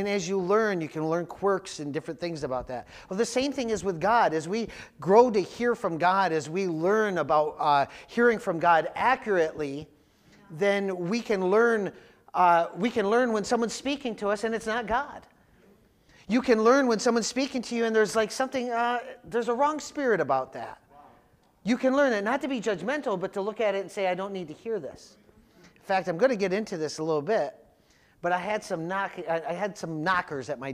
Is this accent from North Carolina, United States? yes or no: no; Jamestown, New York, United States; I grew up in Jamestown, and the two main groups in Jamestown were the Swedes and the Italians